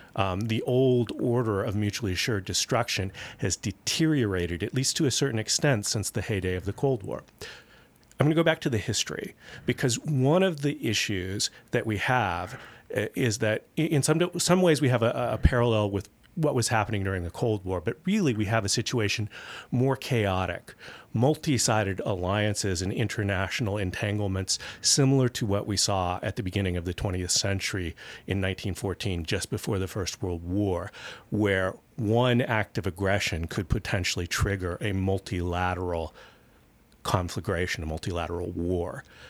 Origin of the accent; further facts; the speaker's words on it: United States; moved away; also born or lived in Pakistan / United Arab Emirates / Germany; as an American who has lived overseas fourteen years of my life